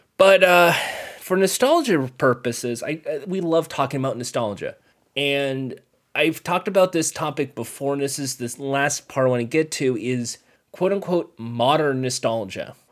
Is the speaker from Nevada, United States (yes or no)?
no; Ventura County, California, United States; I grew up in the Ventura County area